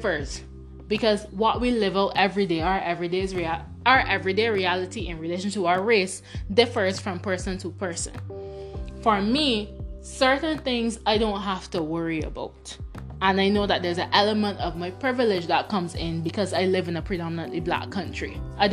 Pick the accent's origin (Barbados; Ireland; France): Barbados; first language Bajan Creole; growing up in Barbados